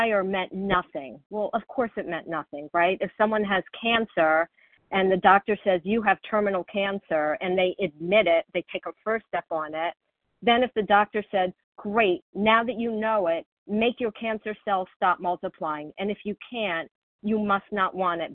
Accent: Florida, United States; I grew up in Florida where there are tons of hurricanes

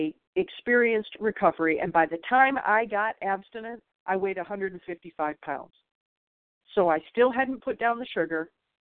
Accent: Michigan, United States; I'm from Michigan

